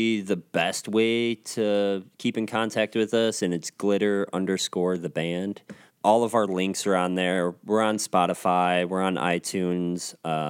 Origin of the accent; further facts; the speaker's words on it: Rockford, Illinois, United States; moved away; also born or lived in Milwaukee; I am from Rockford. Even if when I lived in Milwaukee or if I lived in other places, I'm from Rockford. You know, that's where I was born and that's where I was raised.